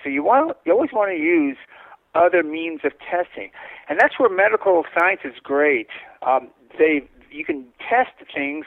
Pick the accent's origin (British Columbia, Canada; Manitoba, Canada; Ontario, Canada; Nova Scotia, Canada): Manitoba, Canada; Winnipeg; I grew up in Winnipeg, uh, Manitoba